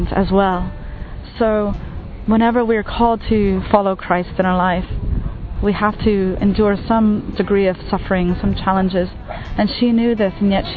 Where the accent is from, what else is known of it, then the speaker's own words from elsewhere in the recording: United States; moved away as an adult; now in Asia; I'm from the United States, and I am a Catholic lay missionary in Asia